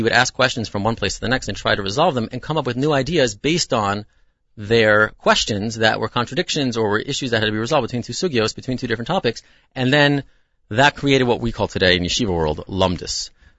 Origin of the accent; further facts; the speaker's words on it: United States; as American Orthodox Jews, we have unique features. This is the world, very different from the world of at least my great-great-grandparents that lived in Europe.